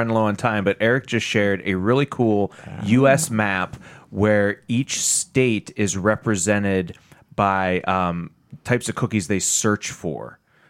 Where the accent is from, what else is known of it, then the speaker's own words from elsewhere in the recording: Titusville, Pennsylvania, United States; Growing up in Titusville, which is also Western PA.